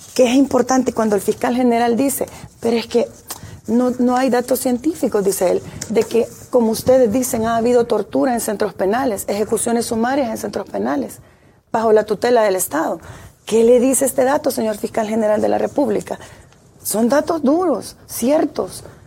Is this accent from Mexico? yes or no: no; El Salvador; somos parte como salvadoreños